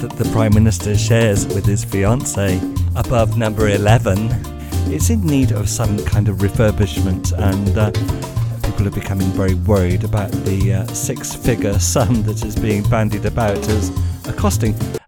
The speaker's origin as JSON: {"language": "English", "country": "United Kingdom", "moved": "as an adult", "lives_now": "Spain", "said": "I am a British migrant living in Spain"}